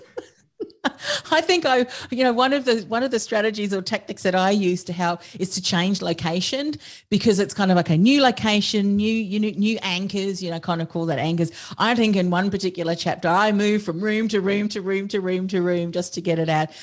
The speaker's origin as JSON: {"language": "English", "country": "Australia", "said": "I'm an Australian"}